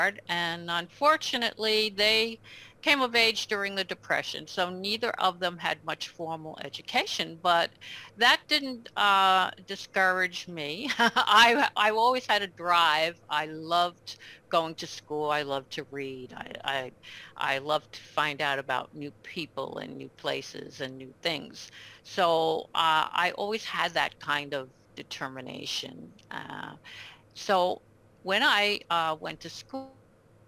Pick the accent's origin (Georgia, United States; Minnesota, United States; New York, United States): New York, United States; New York City; moved away as an adult; now in upstate New York, United States; I was born in Brooklyn, in the city, right on the border between Brooklyn and Queens. I grew up there in Ridgewood, and I lived there for most of my life until I retired.